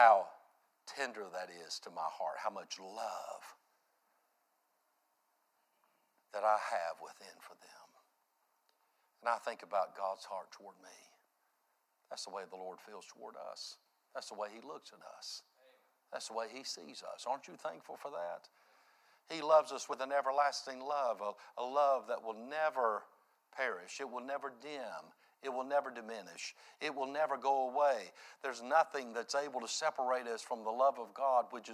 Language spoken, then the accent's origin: English; United States; I grew up there in Reimertown